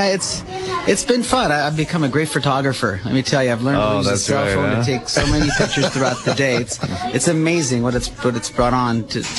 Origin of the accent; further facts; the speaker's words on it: Sicily, Italy; now in Monterey, United States; I was born and raised in Sicily. My father was a commercial fisherman. That's how we ended up in Monterey.